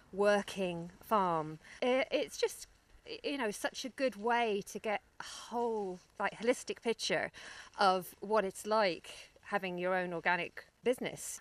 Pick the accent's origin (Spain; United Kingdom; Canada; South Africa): United Kingdom; London; moved away as an adult; also born or lived in Mayo; now in Ireland; you can probably tell from my accent that I'm from the city. I'm from London originally